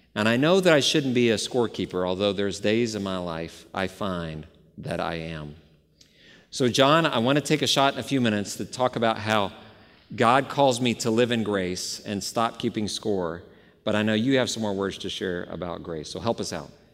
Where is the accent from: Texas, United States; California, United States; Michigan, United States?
Texas, United States; Dallas; moved away; I grew up in the Bible Belt about thirty years ago, Dallas, Texas, and I had a great home church